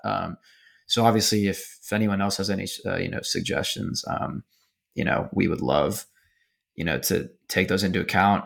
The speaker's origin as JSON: {"language": "English", "town": "Houston", "region": "Texas", "country": "United States", "said": "I'm from Houston"}